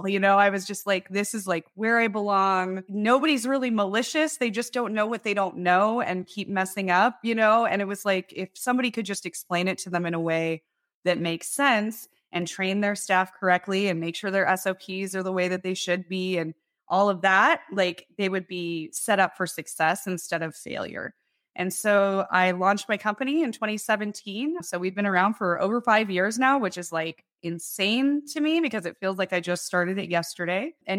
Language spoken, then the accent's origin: English; Loveland, Colorado, United States; I was born in Loveland, Colorado. Yeah, so I grew up in Colorado. I am originally from Loveland